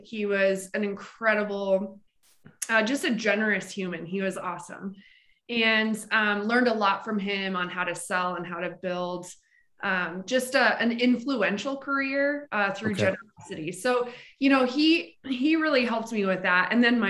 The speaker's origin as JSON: {"language": "English", "region": "Montana", "country": "United States", "also_born_or_lived": "Colorado", "moved": "yes", "said": "So I'm originally from Montana, actually."}